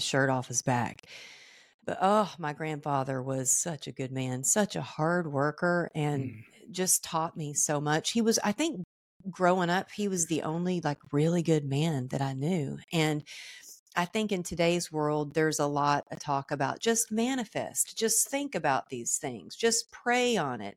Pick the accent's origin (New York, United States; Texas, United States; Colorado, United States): Texas, United States; moved away as an adult; also born or lived in California; I grew up in Texas